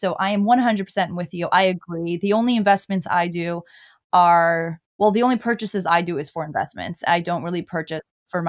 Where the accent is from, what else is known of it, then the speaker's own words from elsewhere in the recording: New York City, New York, United States; I'm from New York City. I'm a New York City resident, and I'm actually in Austin right now.